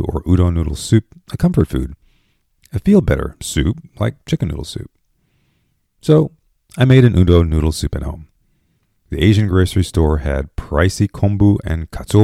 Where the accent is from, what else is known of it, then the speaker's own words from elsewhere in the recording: Japan; moved away; growing up in Japan